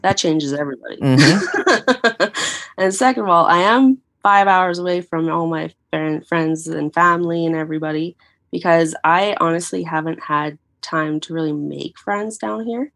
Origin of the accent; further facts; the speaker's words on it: Canada; moved away; I actually own a condo back uh, in my hometown